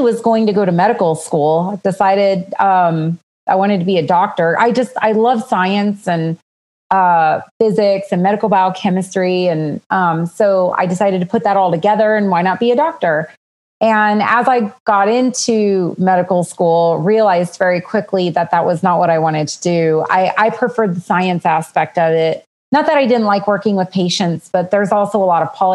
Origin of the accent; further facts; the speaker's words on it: Southern California, United States; moved away; also born or lived in Los Angeles, California / Western Arizona / Las Vegas, Nevada; born and raised in Southern California, but it wasn't like in metro areas. I mean, I was born in the LA area, but we moved to the high desert.